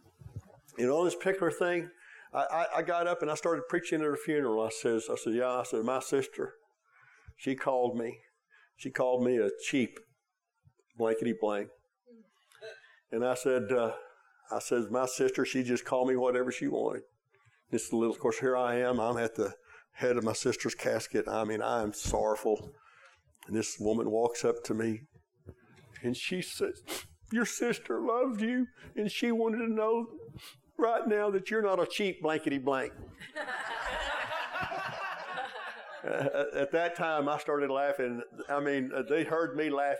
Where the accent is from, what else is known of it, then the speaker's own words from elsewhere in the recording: Oklahoma, United States; We're from Oklahoma, hometown